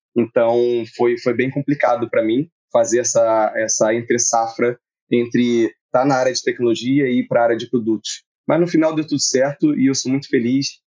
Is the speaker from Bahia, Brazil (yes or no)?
no; Nova Iguaçu, Rio de Janeiro, Brazil; eu também sou do Rio, esqueci de falar isso, e eu sou da Baixada Fluminense, nasci em Nova Iguaçu